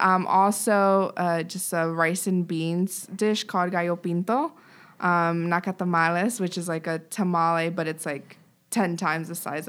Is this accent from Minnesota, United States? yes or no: no; Forest City, North Carolina, United States; also born or lived in Miami, United States; I was born in Miami. And then when I was five, I think one of our family members got a job in Forest City.